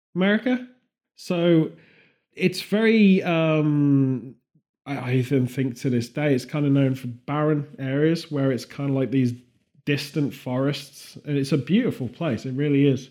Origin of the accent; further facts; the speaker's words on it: England, United Kingdom; being English